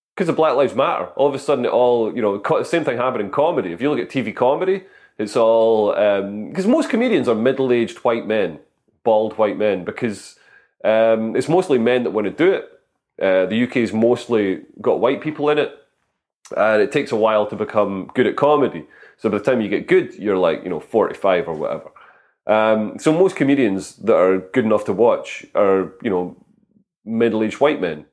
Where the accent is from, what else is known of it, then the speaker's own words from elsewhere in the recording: Scotland, United Kingdom; moved away; also born or lived in London; I'm Scottish, I'm not posh